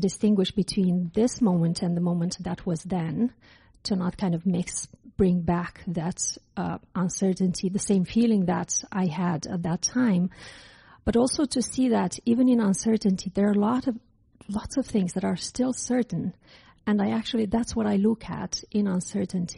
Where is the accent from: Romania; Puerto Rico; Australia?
Romania; moved away; I'm from Romania, from Eastern Europe, and when I was in middle school, we had a revolution in my country